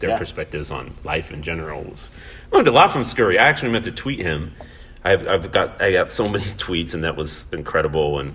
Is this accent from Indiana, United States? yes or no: yes; Indiana, United States; now in Omaha, United States; I grew up in Hoosier country, where you had to walk with pride through the hallways of your high school